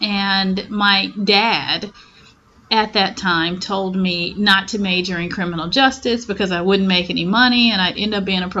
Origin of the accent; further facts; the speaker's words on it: Memphis, Tennessee, United States; born there; now in Houston, United States; And I am from Memphis, Tennessee.